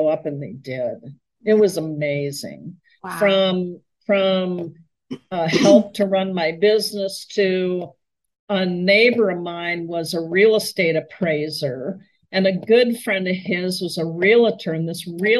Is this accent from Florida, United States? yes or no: no; Minneapolis, Minnesota, United States; moved away as an adult; also born or lived in California; I moved to my hometown of Minneapolis, where I was born and raised